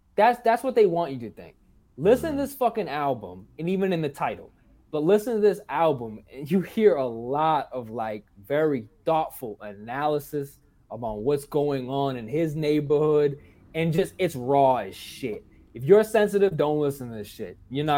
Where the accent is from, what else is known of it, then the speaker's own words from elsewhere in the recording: Boston, Massachusetts, United States; I'm from Boston